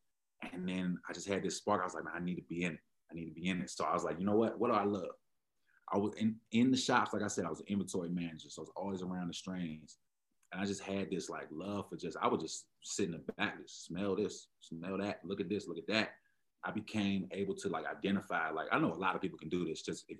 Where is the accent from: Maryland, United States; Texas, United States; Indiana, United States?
Maryland, United States; Prince George's County; moved away as an adult; also born or lived in Washington, D.C. / Pennsylvania; now in Denver, United States; I'm from born in DC, raised in Maryland, raised in DC a little bit too, but DMV area, you can call it that, PG County, Maryland.